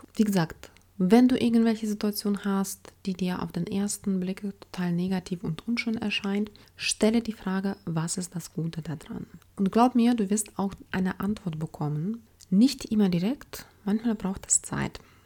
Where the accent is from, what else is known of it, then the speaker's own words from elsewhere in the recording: Ukraine; now in Germany; Ich komme selbst aus der Ukraine